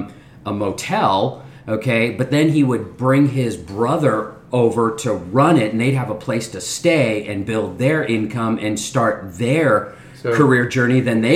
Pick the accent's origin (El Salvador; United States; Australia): United States; Los Angeles, California; also born or lived in Bombay, India / England; I was an inner city kid growing up in the heart of LA in a rough neighborhood